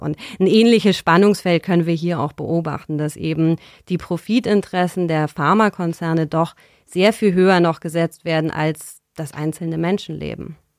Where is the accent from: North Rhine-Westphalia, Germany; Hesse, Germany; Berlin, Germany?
Berlin, Germany; bin ich in Berlin aufgewachsen